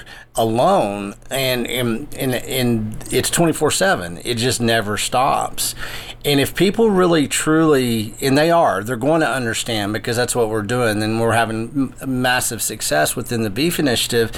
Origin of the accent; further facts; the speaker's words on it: West Texas, United States; I was growing up in West Texas